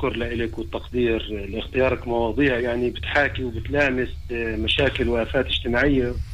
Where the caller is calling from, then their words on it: Gaza, Gaza Strip, Palestine; من غزة